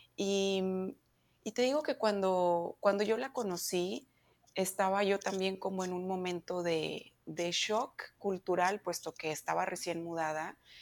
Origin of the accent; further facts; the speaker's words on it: Monterrey, Nuevo León, Mexico; moved away as an adult; now in United States; yo soy mexicana, eh, vengo de Monterrey